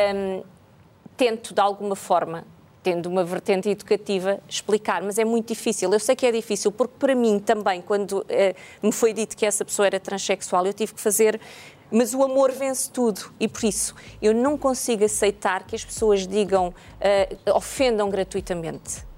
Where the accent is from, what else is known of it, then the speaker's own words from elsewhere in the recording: Jamba, Huíla, Angola; also born or lived in Sá da Bandeira (Lubango), Angola; now in Portugal; eu nasci na, na, na, Jamba, na Jamba, que era uma zona mineira